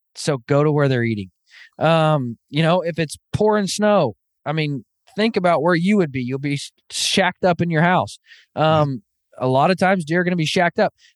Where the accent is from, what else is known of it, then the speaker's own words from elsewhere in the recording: Northwest Arkansas, United States; now in Kansas, United States; I actually grew up, born and raised in Northwest Arkansas